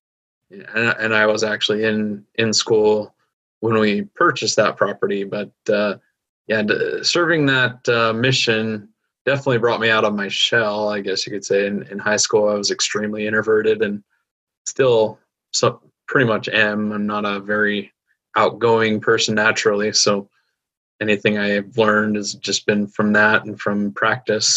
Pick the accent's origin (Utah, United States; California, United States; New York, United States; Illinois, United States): Utah, United States; here in my hometown in Utah